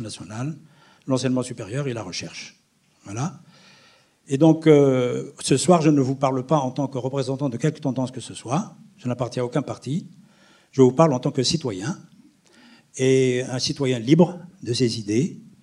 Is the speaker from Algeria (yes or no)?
yes; Aïn Defla, Aïn Defla Province, Algeria; born or raised there; moved away as an adult; now in France